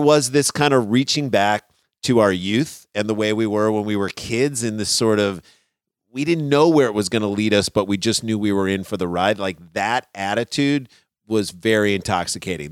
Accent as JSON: {"language": "English", "town": "St. Louis", "region": "Missouri", "country": "United States", "said": "we're from Saint Louis"}